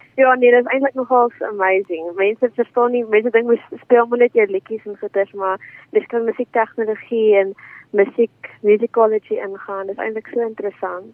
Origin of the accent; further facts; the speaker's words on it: George, Western Cape, South Africa; also born or lived in Stellenbosch; Ek is van George af